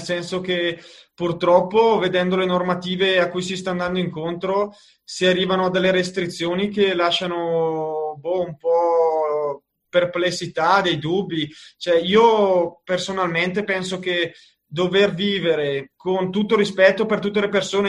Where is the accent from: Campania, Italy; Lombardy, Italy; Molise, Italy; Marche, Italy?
Lombardy, Italy; Bergamo area; now in Gressoney, Italy; da bergamasco posso confermare che appunto al mio paese